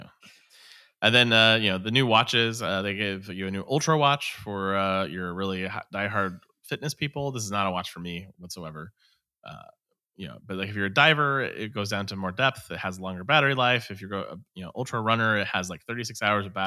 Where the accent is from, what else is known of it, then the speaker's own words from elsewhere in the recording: Seattle, Washington, United States; I'm from Seattle.